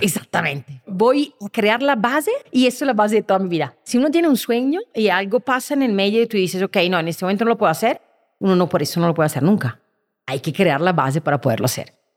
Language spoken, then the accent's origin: Spanish; Milan, Lombardy, Italy; Spanish is a second language; moved away as an adult; now in Colombia; Nací en Milán